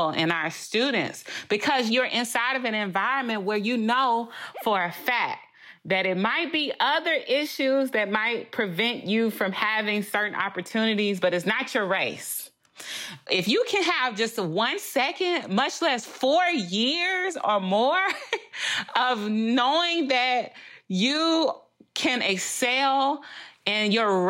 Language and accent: English; Louisiana, United States; first language English; I'm from Louisiana, the home of LSU